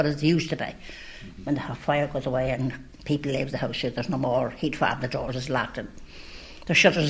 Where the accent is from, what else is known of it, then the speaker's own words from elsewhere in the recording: Inishmurray, Connacht, Ireland; moved away; I was born and raised in Inishmurry, and all I know about Inishmurry, we had our own school there, we had our own chapel there in Inishmurry